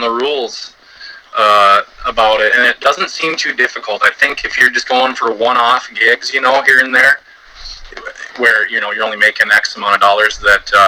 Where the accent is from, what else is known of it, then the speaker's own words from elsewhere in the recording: Minnesota, United States; I'm from Minnesota, I have, and you know, we border Canada.